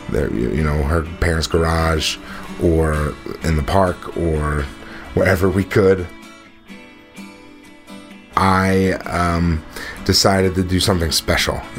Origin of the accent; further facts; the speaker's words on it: New Jersey, United States; I was 16 years old. Uh, I grew up in South Jersey. Uh, if you're not familiar with South Jersey, it's all farms down there.